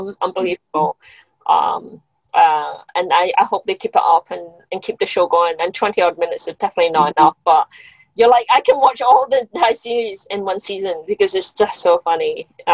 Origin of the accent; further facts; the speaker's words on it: Scotland, United Kingdom; moved away; I grew up in Scotland